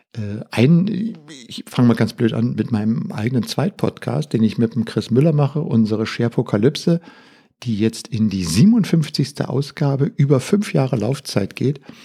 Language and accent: German; Berlin, Germany; ich bin mit Radio aufgewachsen hier in Berlin